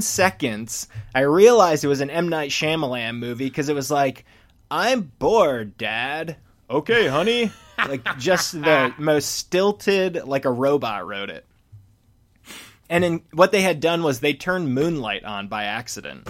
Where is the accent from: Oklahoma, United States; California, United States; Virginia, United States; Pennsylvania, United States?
Pennsylvania, United States; Philadelphia; Philly, same